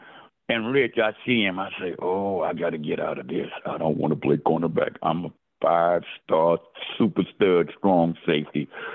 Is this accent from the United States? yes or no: yes; Texas, United States; I'm from Texas. I'm tough. Texans don't cry.